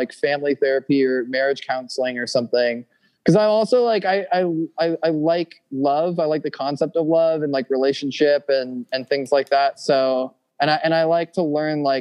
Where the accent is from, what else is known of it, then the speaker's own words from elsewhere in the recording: Santa Monica, California, United States; Born and raised in Santa Monica